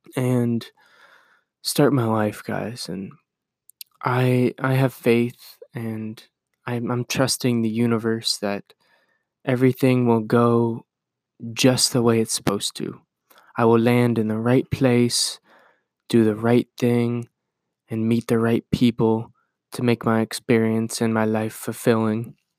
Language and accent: English; Iowa, United States; I'm gonna move from Iowa, where I was born and raised, and where I've grown up and lived for twenty-two years